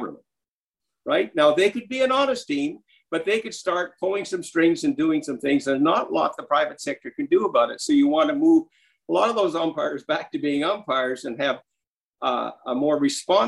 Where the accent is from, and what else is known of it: Saskatchewan, Canada; also born or lived in Ohio, United States